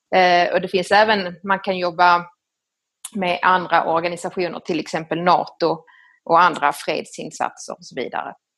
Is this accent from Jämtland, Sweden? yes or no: no; Skåne, Sweden; moved away as an adult; also born or lived in Italy / Rome, Italy / Lebanon; now in Milan, Italy; Jag kommer ifrån eh, Skåne, eh, nere på Österlen och eh, har vuxit upp där nere i en liten by ute på landet